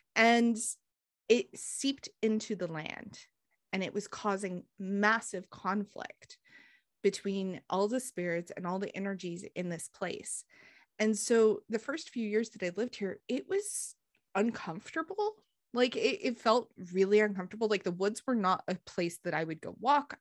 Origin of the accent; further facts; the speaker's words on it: northern New Mexico, United States; now in Tennessee, United States; I grew up in northern New Mexico, so the forests are completely gr-, different than they are here